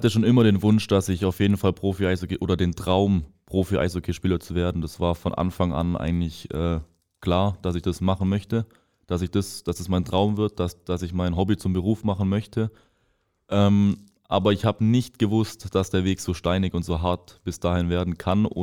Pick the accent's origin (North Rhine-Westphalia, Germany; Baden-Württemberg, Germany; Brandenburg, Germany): Baden-Württemberg, Germany; Ravensburg; born there; Ähm, ich bin 19 Jahre alt, ähm, komme gebürtig aus Ravensburg